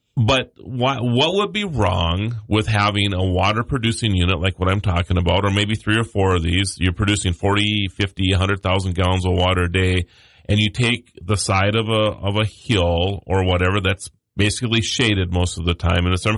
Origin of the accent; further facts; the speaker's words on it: Mandan, North Dakota, United States; I'm from Mandan, North Dakota